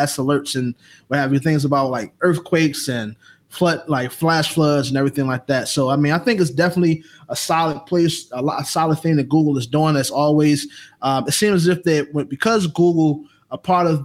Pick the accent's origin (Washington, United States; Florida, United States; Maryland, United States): Maryland, United States; Baltimore; now in Atlanta, United States; I'm from Baltimore, living down here in ATL